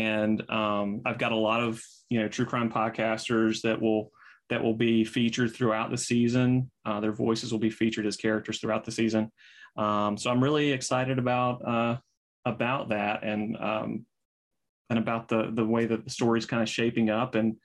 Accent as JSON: {"language": "English", "region": "the South", "country": "United States", "said": "I'm from the South"}